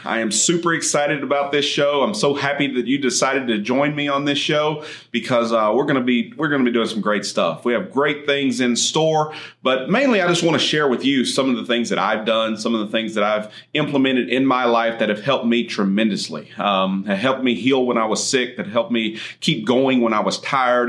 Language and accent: English; Andrews, Texas, United States; was born and raised in Andrews, Texas, far west Texas, out in oil and gas country